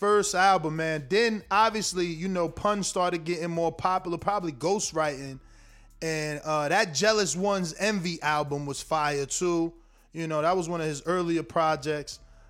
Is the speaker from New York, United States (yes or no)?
yes; New York, United States; I'm from the East Coast